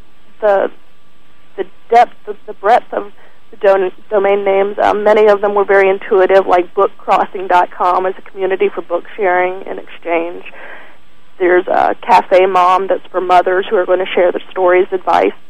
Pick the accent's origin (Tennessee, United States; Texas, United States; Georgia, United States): Georgia, United States; Atlanta; I grew up in Atlanta